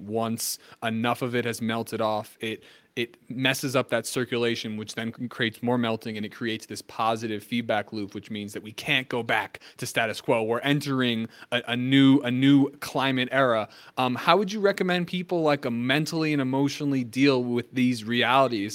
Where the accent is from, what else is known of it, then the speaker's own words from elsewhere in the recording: New Jersey, United States; I'm from New Jersey. So I mean, I, I, lived I lived through I mean, I lived through Sandy